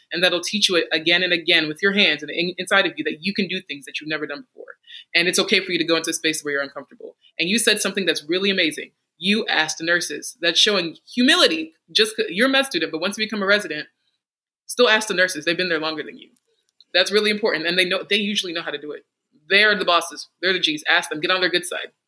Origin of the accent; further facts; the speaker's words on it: Texas, United States; moved away as an adult; now in North Carolina, United States; I am from Texas